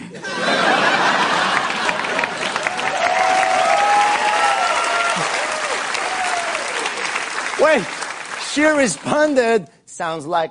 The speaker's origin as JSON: {"language": "English", "country": "France", "second_language": "English", "said": "I'm from France."}